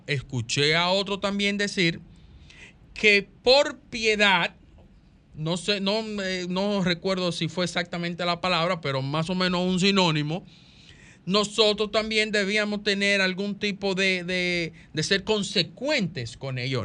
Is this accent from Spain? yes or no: no; Dominican Republic; todos como dominicanos